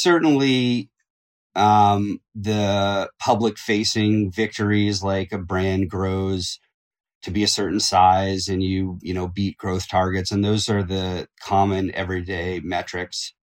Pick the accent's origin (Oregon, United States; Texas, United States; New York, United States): Oregon, United States; Eugene; I grew up in Eugene, Oregon